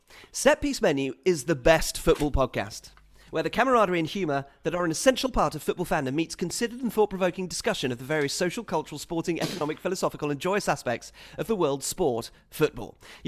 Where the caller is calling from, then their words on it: Bangalore, Karnataka, India; I am writing from Bangalore in India as a thunderous monsoon threatens outside.